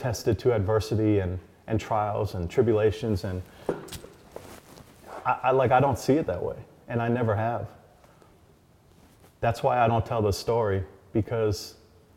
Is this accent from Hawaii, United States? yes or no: yes; Hawaii, United States; growing up in Hawaii was good for me